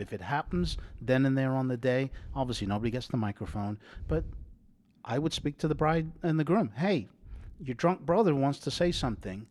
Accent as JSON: {"language": "English", "region": "England", "country": "United Kingdom", "moved": "yes", "said": "I'm English"}